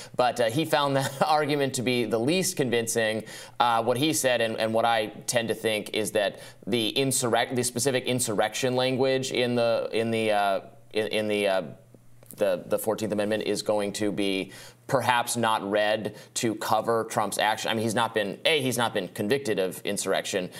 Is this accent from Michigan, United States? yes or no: yes; Michigan, United States; Michigan, my home state